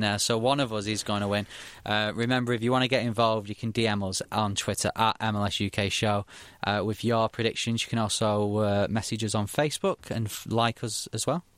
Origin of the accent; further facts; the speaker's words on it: Manchester, North West England, United Kingdom; I come from Manchester